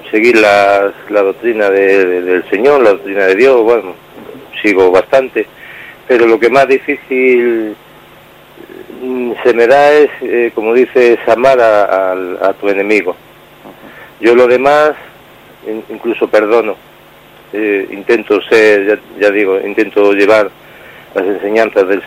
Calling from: Vigo, Galicia, Spain; de Vigo.

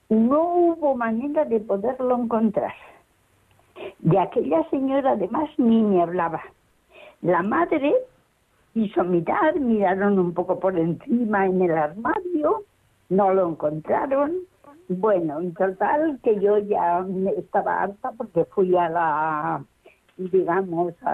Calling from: Valladolid, Castile and León, Spain; Soy de Valladolid

